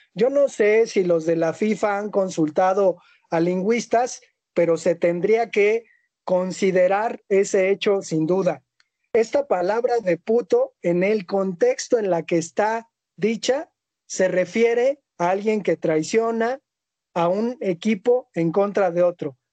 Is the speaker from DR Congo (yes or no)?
no; Mexico; Nosotros como hombres mexicanos